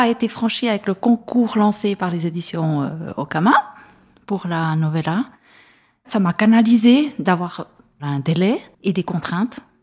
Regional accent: Neuchâtel, Switzerland; je viens de Neuchâtel

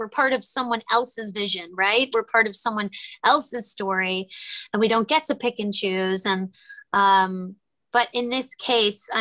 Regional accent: New York, United States; I'm a New Yorker

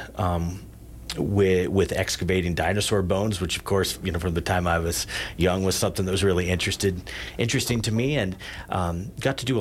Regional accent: Big Horn, Wyoming, United States; I grew up in Bighorn

